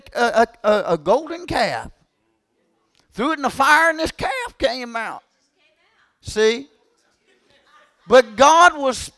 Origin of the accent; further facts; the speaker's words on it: Kentucky, United States; I'm from Kentucky